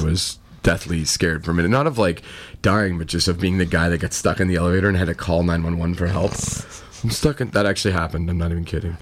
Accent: New Brunswick, Canada; we're from New Brunswick

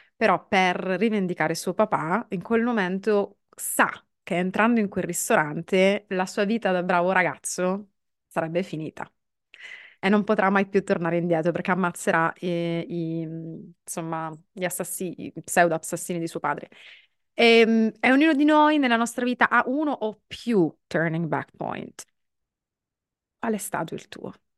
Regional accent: Sicily, Italy; io vengo dalla Sicilia

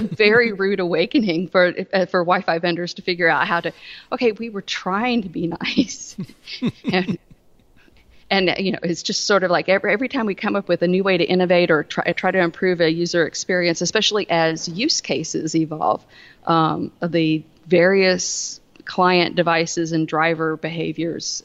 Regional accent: the South, United States; accent: southern; I, I, live in the South

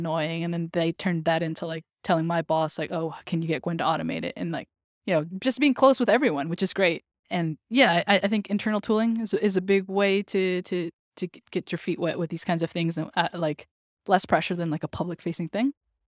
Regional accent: New York, United States; It's as a New Yorker, I live here in New York, and I know how annoying it is to be at Times Square

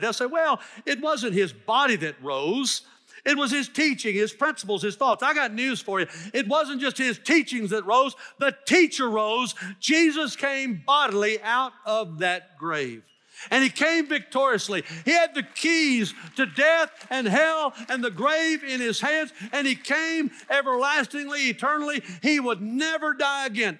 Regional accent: Dyersburg, Tennessee, United States; moved away; I love my hometown. I went to school there, K through twelve

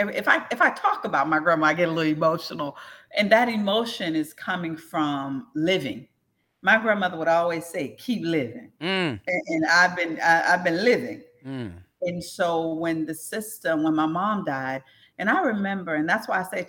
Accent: St. Petersburg, Florida, United States; in St. Pete, I grew up in South St. Pete, rough area

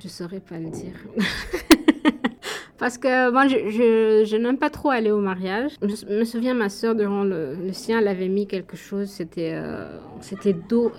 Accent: Bizerte, Bizerte Governorate, Tunisia; moved away as an adult; now in Canada; je viens de Bizerte, c'est au nord de la Tunisie.

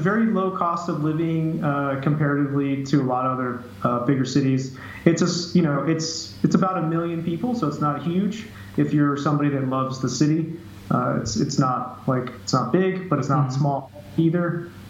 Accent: Jackson, Wyoming, United States; now in Florida, United States; So I'm from Jackson, Wyoming.

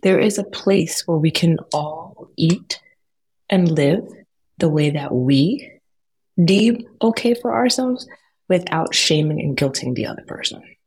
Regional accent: United States; born or raised there

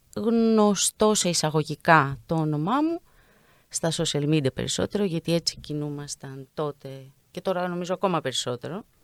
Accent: Greece; σαν Έλληνες

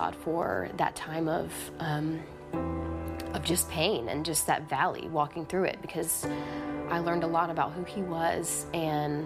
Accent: Tennessee, United States; also born or lived in Florida; now in Mississippi, United States; we moved to Tennessee from Florida when I was 10 years old in the middle of the school year

